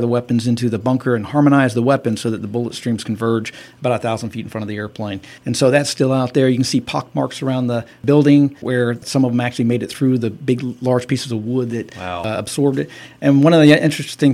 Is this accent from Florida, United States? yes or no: yes; Central Florida, United States; moved away as an adult; now in Thomasville, United States; I grew up in Central Florida